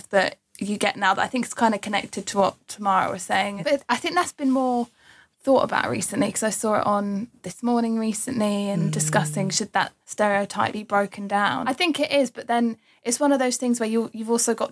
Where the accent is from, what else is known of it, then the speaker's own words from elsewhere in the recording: East of England, United Kingdom; And really, I am from Essex, but you know what? I don't ever say that.